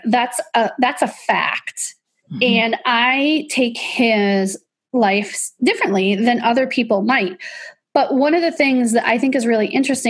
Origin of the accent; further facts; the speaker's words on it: Illinois, United States; I grew up in Illinois